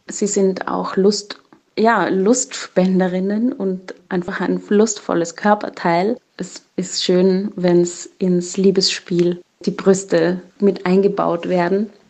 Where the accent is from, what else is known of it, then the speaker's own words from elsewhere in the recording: Dominican Republic; Ich bin in der Dominikanischen Republik aufgewachsen und mein Kindermädchen hat mir irgendwann, da war ich so acht, neun Jahre alt, gesagt